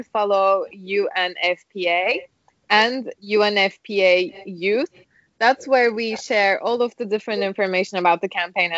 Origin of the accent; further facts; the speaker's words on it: Ankara, Turkey; now in New York, United States; I am from Ankara. I am from Turkey